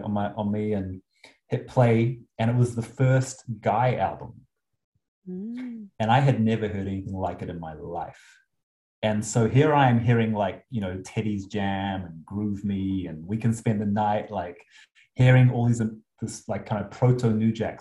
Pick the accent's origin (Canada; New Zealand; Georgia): New Zealand; moved away as an adult; also born or lived in Japan / London; now in Los Angeles, United States; I was born in New Zealand and raised in New Zealand